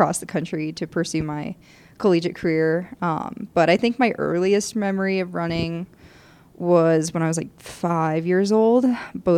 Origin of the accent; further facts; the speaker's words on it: southeastern Michigan, United States; moved away as an adult; now in Colorado, United States; I'm from southeastern Michigan.